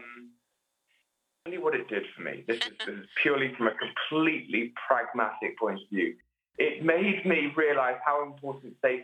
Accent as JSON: {"language": "English", "area": "near Stroud, the Cotswolds", "region": "South West England", "country": "United Kingdom", "tie": "born or raised there", "said": "I live in a village near where I grew up. And so I'm in a little village outside of Stroud."}